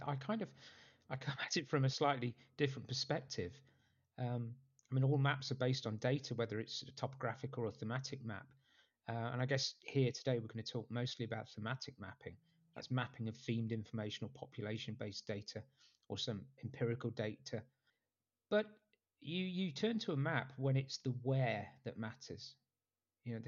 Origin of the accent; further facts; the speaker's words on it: Nottingham, East Midlands, United Kingdom; moved away as an adult; now in United States; I grew up in a city called Nottingham